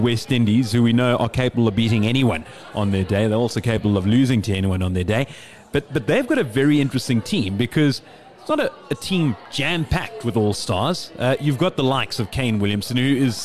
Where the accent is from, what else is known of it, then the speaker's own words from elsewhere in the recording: South Africa; Speaking as a South African